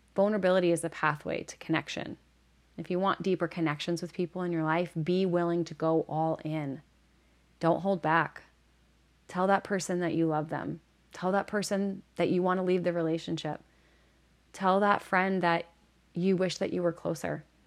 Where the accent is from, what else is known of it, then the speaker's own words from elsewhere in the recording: Northeast, United States; moved away; I'm originally from the Northeast